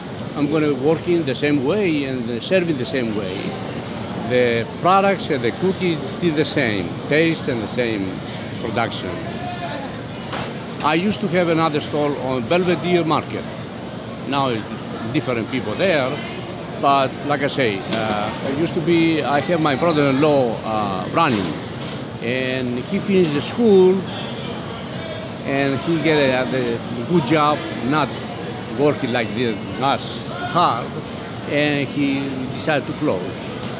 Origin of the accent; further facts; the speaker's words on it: Greece; English is a second language; now in Baltimore, United States; I came from Greece in 1974. In 1975, my cousin have the place, and I take over. And from since then, I'm here.